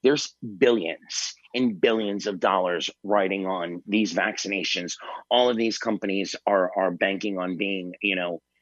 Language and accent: English; New York City, New York, United States; My hometown, you know, New York City